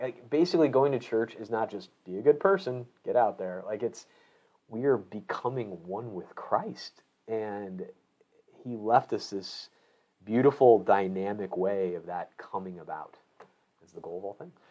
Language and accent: English; Illinois, United States; moved away; I grew up in Illinois